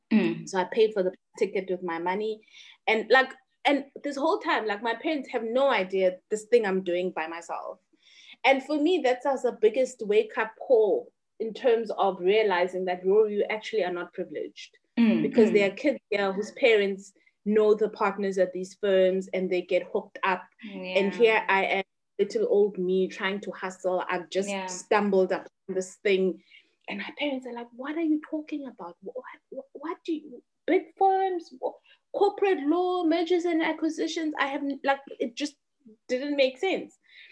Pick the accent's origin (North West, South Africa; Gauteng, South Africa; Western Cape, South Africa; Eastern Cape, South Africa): Eastern Cape, South Africa; Butterworth; As I said, I grew up in Butterworth.